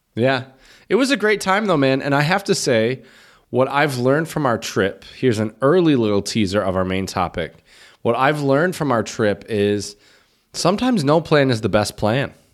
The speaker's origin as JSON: {"language": "English", "town": "Chomutov", "region": "Ústí nad Labem Region", "country": "Czechia", "tie": "born or raised there", "said": "my hometown here, um, Chomutov"}